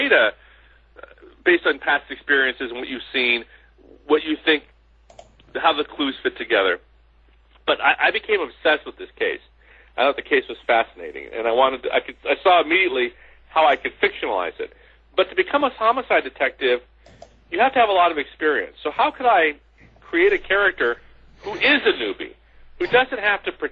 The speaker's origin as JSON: {"language": "English", "area": "San Francisco Bay Area", "region": "California", "country": "United States", "tie": "born or raised there", "also_born_or_lived": "Los Angeles", "said": "I grew up in the San Francisco Bay Area"}